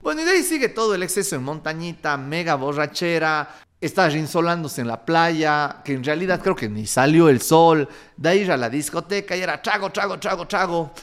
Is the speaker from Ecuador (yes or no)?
yes; Cuenca, Azuay, Ecuador; como buen cuencano farrero